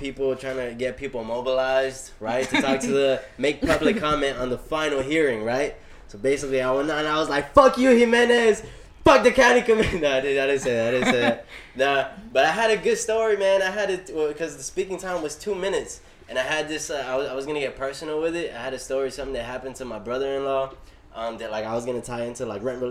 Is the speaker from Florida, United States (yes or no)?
yes; Miami, Florida, United States; I'm a Miami native, born and raised in Little Havana, and now living in Brownsville.